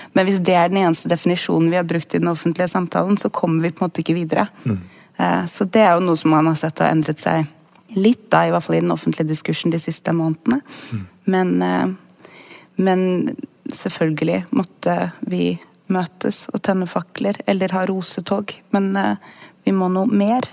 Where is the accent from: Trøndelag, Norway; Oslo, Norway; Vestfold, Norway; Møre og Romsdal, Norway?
Vestfold, Norway; Sandefjord; jeg kommer jo fra Sandefjord